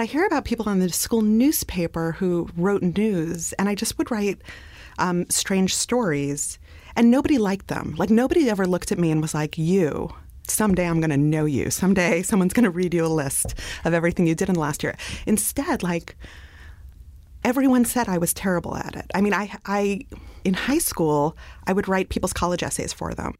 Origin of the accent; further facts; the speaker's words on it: New York City, New York, United States; I grew up in Brooklyn